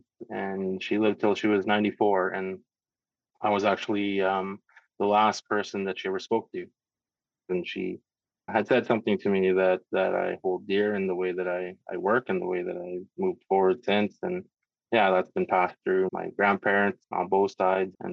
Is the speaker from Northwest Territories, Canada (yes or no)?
yes; Aklavik, Northwest Territories, Canada; now in Whitehorse, Canada; I'm Gwich'in from Aklavik Northwest Territories. I was born and raised in the Beaufort region